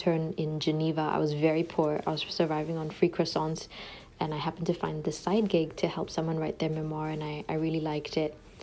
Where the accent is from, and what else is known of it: Singapore; born or raised there; moved away as an adult; now in Ottawa, Canada